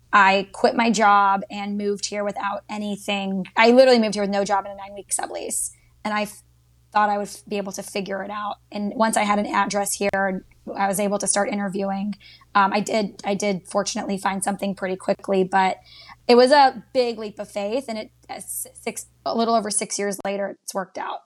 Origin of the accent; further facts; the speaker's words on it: Dallas, Texas, United States; moved away as an adult; also born or lived in Georgia; now in Washington, D.C. area, United States; I grew up in Dallas, Texas for all 18 years